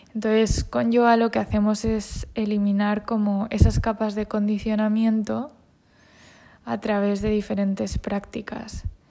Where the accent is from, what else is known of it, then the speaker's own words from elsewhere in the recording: Spain; Yo soy española y todo lo español me parece fenomenal, porque me identifico con ello porque soy española.